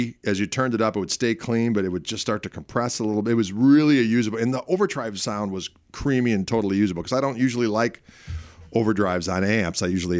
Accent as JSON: {"language": "English", "region": "Midwest", "country": "United States", "said": "We're both from the Midwest."}